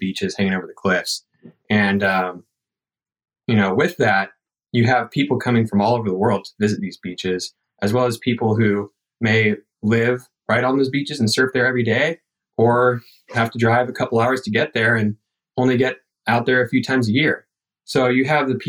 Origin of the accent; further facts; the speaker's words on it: Dana Point, California, United States; from Dana Point, California, 23 years old